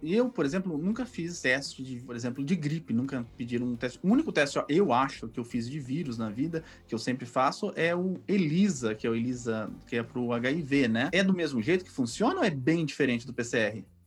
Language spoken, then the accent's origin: Portuguese; São Paulo, Brazil; eu sou da Zona Norte também, do Carandiru.